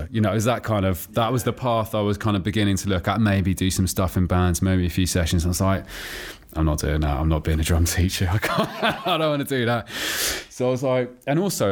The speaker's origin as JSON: {"language": "English", "town": "Oxford", "region": "South East England", "country": "United Kingdom", "tie": "born or raised there", "also_born_or_lived": "Tooting, London", "said": "I was born in Tooting, but then my folks moved to Oxford when I was about 4 or 5. So I grew up in Oxford"}